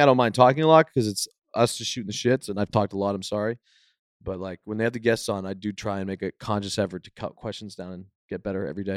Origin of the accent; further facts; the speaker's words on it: Boston, Massachusetts, United States; I'm from Boston.